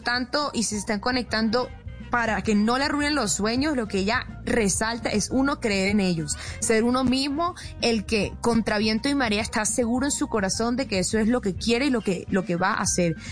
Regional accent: Atlántico, Colombia; moved away; desde mi tierra bella

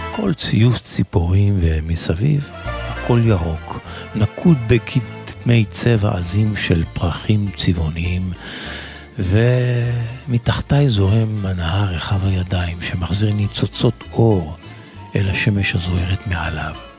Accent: Israel; אנחנו כישראלים

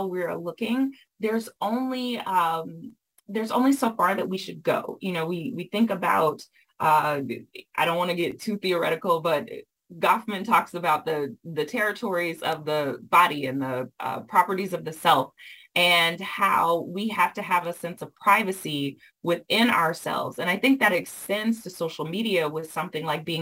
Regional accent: the South, United States; I was raised in the South and raised by folks who were raised with older people

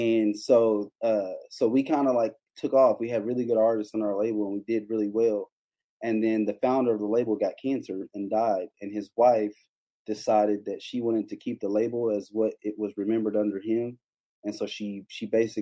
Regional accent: Kentucky, United States; I grew up in Kentucky in the Baptist church.

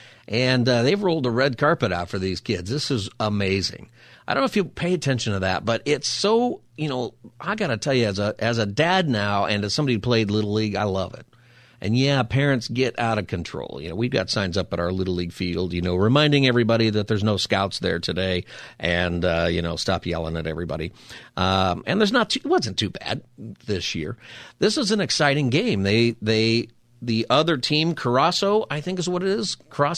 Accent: Palmdale, California, United States; So I grew up in Palmdale, went to school in Lancaster, and we played people all over Southern California.

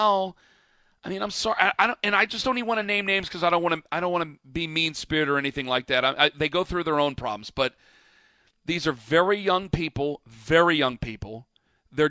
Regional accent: United States; we are inherently American creatures

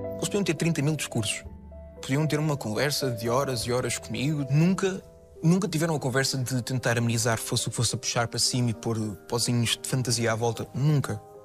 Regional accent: Casais Novos, near Alenquer, Lisbon, Portugal; also born or lived in Vila Franca de Xira / Póvoa de Santa Iria; Eu nasci no Hospital de Vila Franca, vivi na Povoa de Santiria até aos meus 2, 3 anos, depois fui para os Casais Novos, que é uma aldeia ao pé da Linquer

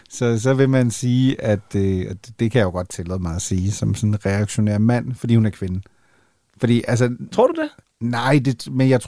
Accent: Northern Germany, Germany; jeg er jo mentalt er jeg jo jyde. Altså det er klart, når man er, op, når man er opvokset i, i, i Nordtyskland, ikke?

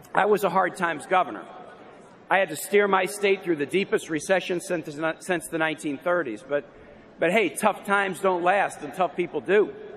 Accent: Kansas City, Missouri, United States; also born or lived in Minnesota; I was born in Minnesota and grew up in Kansas City.

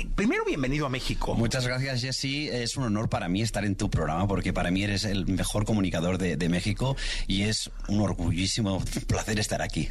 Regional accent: Catalonia, Spain; Antes yo me catalogaba como catalán o español

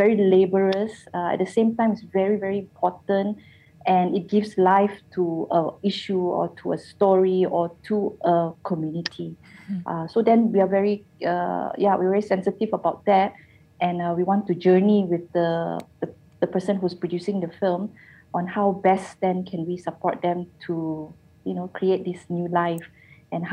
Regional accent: Seremban, Negeri Sembilan, Malaysia; moved away as an adult; also born or lived in Subang Jaya; I'm actually from Seremban, and I was living in Subang Jaya at that time

